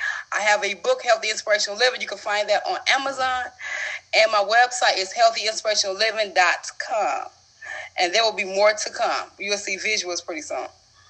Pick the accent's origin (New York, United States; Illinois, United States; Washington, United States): Illinois, United States; Chicago; I'm from Chicago.